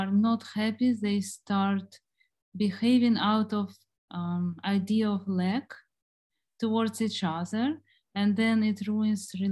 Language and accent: English; Ukraine; also born or lived in Germany; I was born in Ukraine and uh, then my family moved to Germany. Uh, my father was in the army there. Uh, when I was around nine years old, they returned to Ukraine. So I grew up in Germany actually.